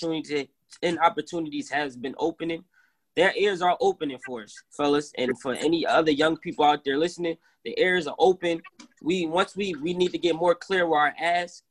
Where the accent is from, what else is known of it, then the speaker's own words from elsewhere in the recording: Philadelphia, Pennsylvania, United States; I'm from South Philly